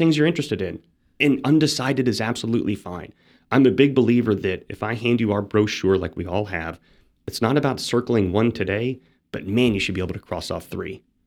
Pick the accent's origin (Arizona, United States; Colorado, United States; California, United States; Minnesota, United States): Arizona, United States; Phoenix; moved away; I'm from Phoenix, Arizona